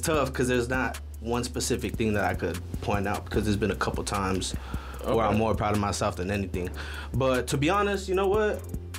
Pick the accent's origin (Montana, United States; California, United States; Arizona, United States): Arizona, United States; Tucson; moved away as an adult; also born or lived in Las Vegas; I'm born and raised in Tucson all my life.